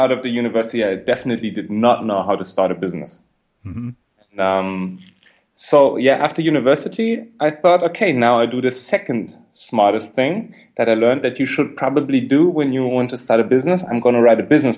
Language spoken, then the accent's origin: English; Berlin, Germany; I'm from Berlin. I grew up in Berlin